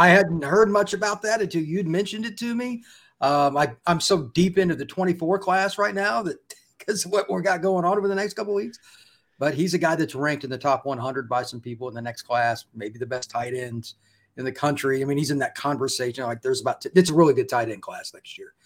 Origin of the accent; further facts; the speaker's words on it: Indiana, United States; I grew up in Indiana